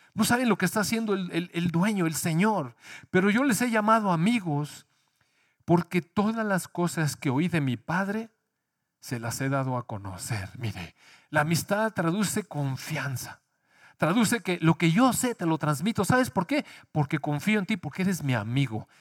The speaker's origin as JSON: {"language": "Spanish", "country": "Mexico", "tie": "born or raised there", "said": "Sí nacimos en México"}